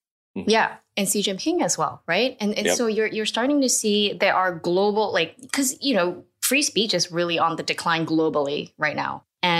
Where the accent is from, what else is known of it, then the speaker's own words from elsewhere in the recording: Singapore; growing up in Singapore